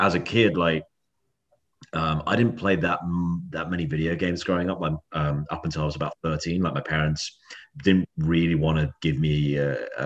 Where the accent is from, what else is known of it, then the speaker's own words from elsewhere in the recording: Cirencester, South West England, United Kingdom; moved away as an adult; now in Sydney, Australia; I grew up in a small town there called Cirencester